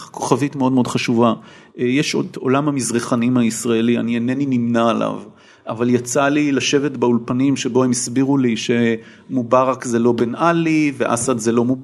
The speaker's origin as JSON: {"language": "Hebrew", "country": "Israel", "tie": "born or raised there", "also_born_or_lived": "England"}